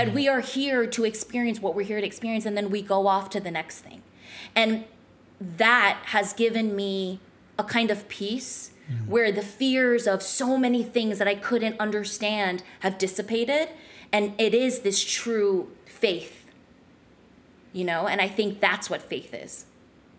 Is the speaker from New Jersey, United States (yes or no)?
yes; New Jersey, United States; I grew up in New Jersey